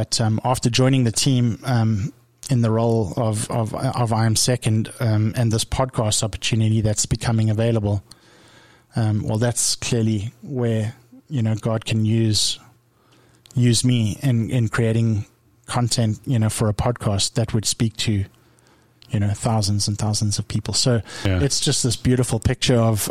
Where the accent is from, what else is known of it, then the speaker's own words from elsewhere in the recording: South Africa; moved away; I came from South Africa where we really struggled